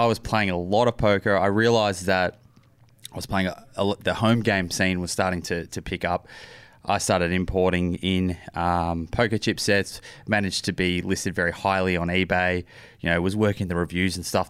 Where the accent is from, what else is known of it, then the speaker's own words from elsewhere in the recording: Melbourne, Victoria, Australia; moved away as an adult; now in Sydney, Australia; I grew up in Melbourne.